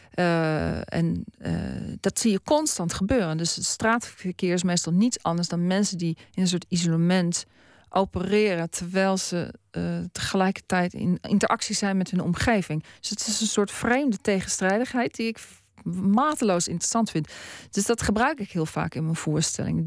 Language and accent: Dutch; Netherlands; moved away as an adult; now in Australia; ik ben een Nederlander